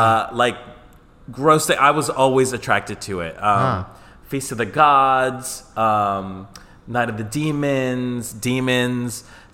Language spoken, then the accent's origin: English; Colombia; You know, I'm from Colombia. So like the culture there, especially like the heterosexual cis straight culture was tienes que jugar fútbol.